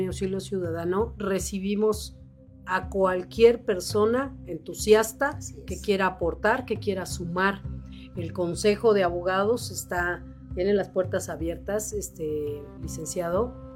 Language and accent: Spanish; Cuernavaca, Morelos, Mexico; yo crecí así, soy de Cuernavaca